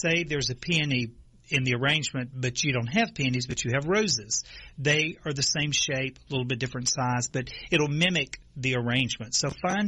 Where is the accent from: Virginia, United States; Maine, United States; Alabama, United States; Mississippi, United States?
Mississippi, United States; Natchez; moved away; I'm from Natchez, Mississippi, a beautiful city.